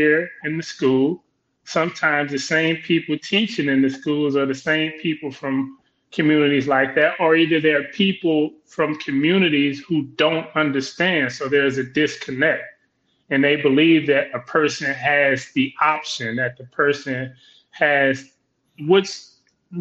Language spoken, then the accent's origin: English; Compton, California, United States; Compton, California, South Los Angeles